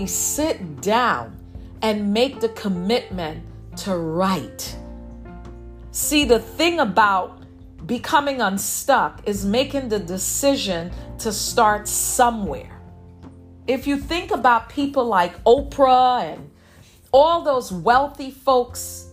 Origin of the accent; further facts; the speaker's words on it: New York City, New York, United States; me growing up in Brooklyn, I'm a New Yorker